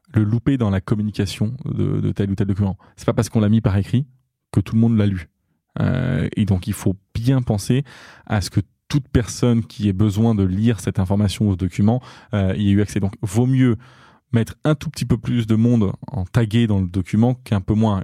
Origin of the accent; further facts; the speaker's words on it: Diors, Centre-Val de Loire, France; moved away; also born or lived in Châteauroux / Marseille; je suis né à Châteauroux et j'ai grandi dans un village qui s'appelle Dior, à côté de Châteauroux